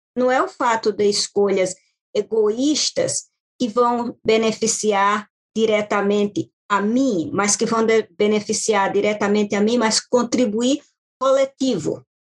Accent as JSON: {"language": "Portuguese", "area": "Baixada Maranhense", "region": "Maranhão", "country": "Brazil", "moved": "as an adult", "lives_now": "United States", "said": "Eu sou do Maranhão, quente, muito quente. E além do mais, eu sou da Baixada do Maranhão."}